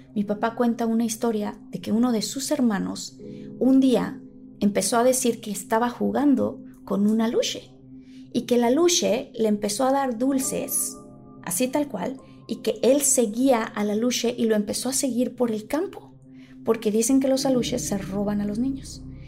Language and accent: Spanish; Tabasco, Mexico; yo crecí en Tabasco con mi familia